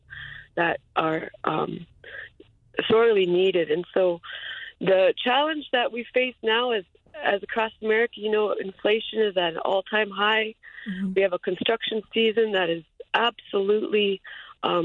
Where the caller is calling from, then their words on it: Anchorage, Alaska, United States; I'm calling from Anchorage, Alaska